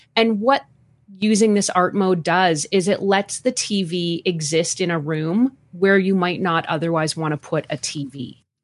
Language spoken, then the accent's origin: English; Canada; accent: Canadian; also born or lived in Calgary, Alberta; born and raised in Canada. I've lived all across the country. I'm currently living in Calgary, Alberta